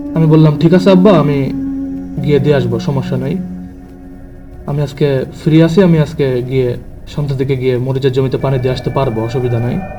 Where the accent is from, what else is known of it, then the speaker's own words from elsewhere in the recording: Mirpur, Khulna Division, Bangladesh; now in Dhaka, Bangladesh; আমি ঢাকাতে স্থানীয় না আমার গ্রামের বাসা হচ্ছে কুষ্টিয়া জেলাতে কুষ্টিয়া জেলার মিরপুর